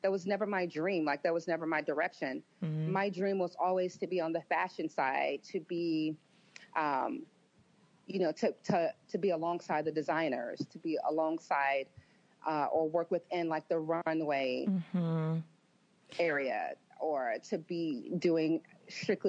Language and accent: English; Memphis, Tennessee, United States; I grew up in Memphis, Tennessee